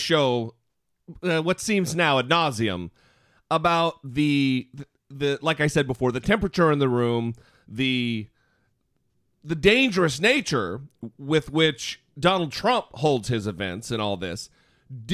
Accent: Idaho, United States; now in Los Angeles, United States; We both live in the Los Angeles area now, but we're both from Idaho

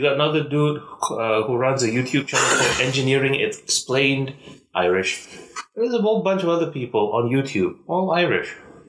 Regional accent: Malaysia; accent: Malaysian; It goes from the sort of usual sort of mixed up accent I usually have as a Malaysian.

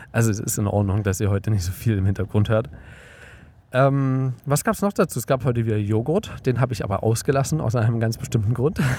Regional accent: Germany; in Deutschland, zumindest da, wo ich aufgewachsen bin

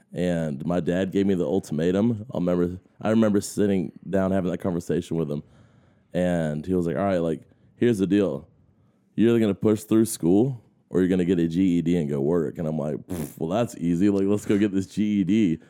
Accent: Augusta, Georgia, United States; I grew up here in Augusta, in North Augusta.

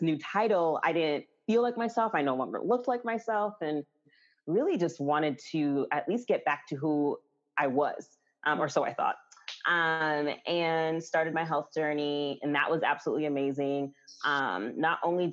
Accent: New York, United States; moved away as an adult; also born or lived in Florida; now in Atlanta, United States; I was actually born and raised in New York, and went to school in Florida

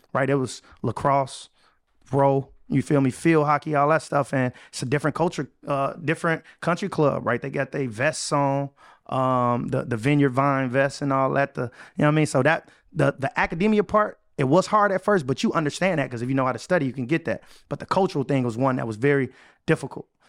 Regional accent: Chicago, Illinois, United States; moved away as an adult; I was able to move back to my hometown, Chicago.

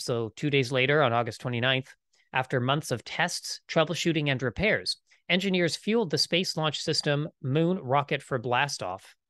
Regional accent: Canada; I am Canadian

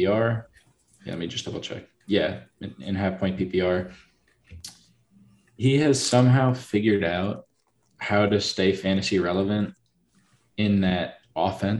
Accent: Philadelphia, Pennsylvania, United States; my hometown team. I'm going to be touching on the Eagles

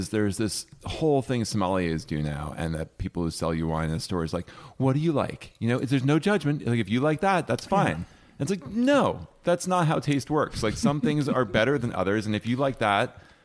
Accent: New Jersey, United States; now in Los Angeles, United States

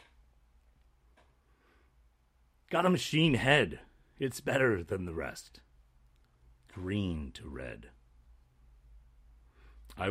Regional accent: Canada; We're 19. We're from Canada

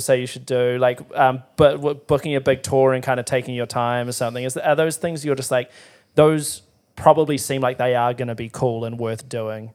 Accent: Timaru, Canterbury, New Zealand; moved away; I was from Timaru

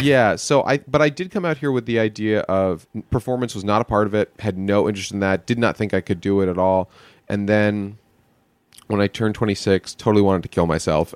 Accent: New York, United States; moved away; Born in the city, mostly in the suburbs, right outside in the Jewish suburbs

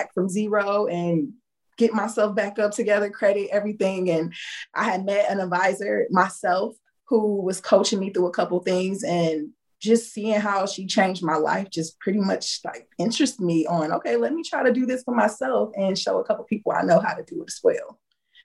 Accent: Indiana, United States; moved away as an adult; now in Houston, United States; I lived in Indiana. I was raised in Indiana, and I had decided to move to Houston like in 2014.

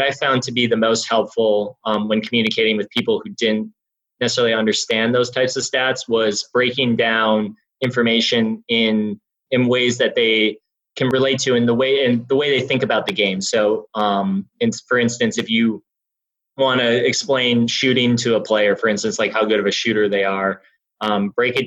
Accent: Milwaukee, Wisconsin, United States; I grew up in Wisconsin

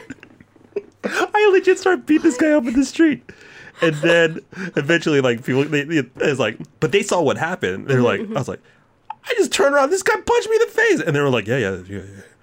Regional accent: Texas, United States; I'm still from Texas

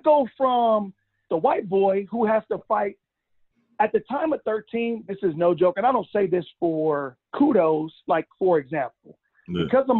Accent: Los Angeles, California, United States; I grew up in South Central LA on 2nd Avenue in Slauson, like in the hood, like not pretend hood, like in the hood.

